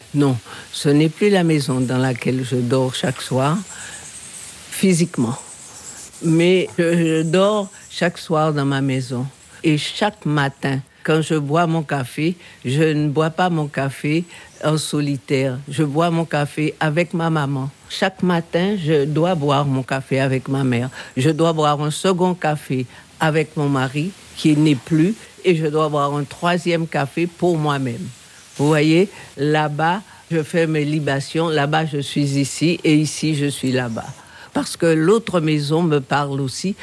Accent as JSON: {"language": "French", "country": "Guadeloupe", "also_born_or_lived": "Saintes, Charente-Maritime, France", "said": "Je suis né à Sainte, tout à fait par hasard. En tous les cas, je me sens complètement issu de cette terre issu de cette histoire."}